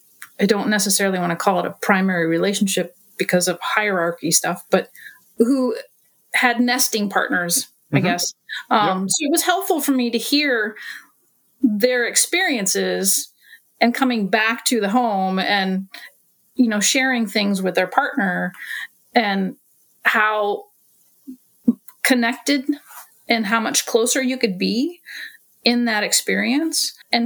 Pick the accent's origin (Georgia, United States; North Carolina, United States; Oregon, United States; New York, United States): Oregon, United States; Portland; from Portland, Oregon.